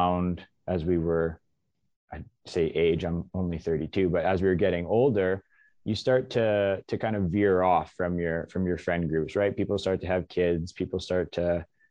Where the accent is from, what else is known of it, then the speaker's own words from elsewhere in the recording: Alberta, Canada; moved away as an adult; now in Coquitlam, Canada; I'm born and raised in Alberta